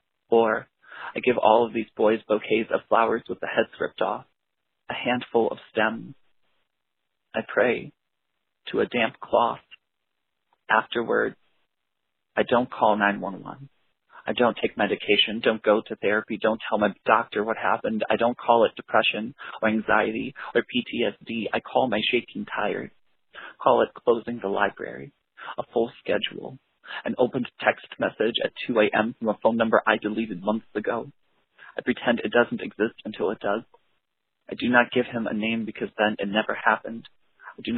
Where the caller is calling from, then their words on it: Elkhart Lake, Wisconsin, United States; I'm calling from Elkhart Lake, Wisconsin.